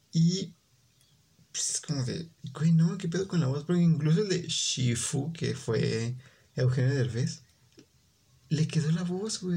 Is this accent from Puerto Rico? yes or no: no; Mexico; como buen mexicano